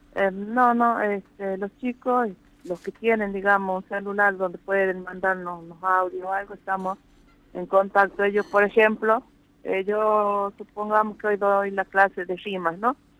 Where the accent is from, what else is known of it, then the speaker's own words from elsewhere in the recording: Amaicha del Valle, Tucumán, Argentina; yo soy nacida y criada acá en Amaicha